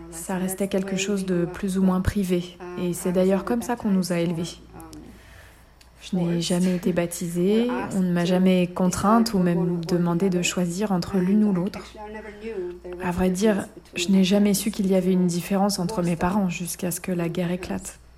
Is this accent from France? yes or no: no; Sarajevo, Federation of Bosnia and Herzegovina, Bosnia & Herzegovina; born there; je suis née à Sarajevo, la capitale de la Bosnie